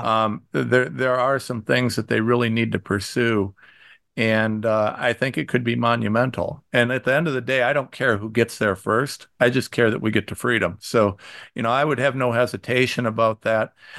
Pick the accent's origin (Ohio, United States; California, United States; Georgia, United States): Ohio, United States; I'm from Ohio